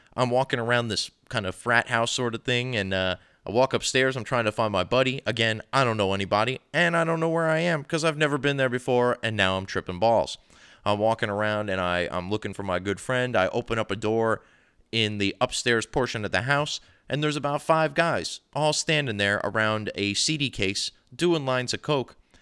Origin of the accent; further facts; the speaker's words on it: New Jersey, United States; I've grown up here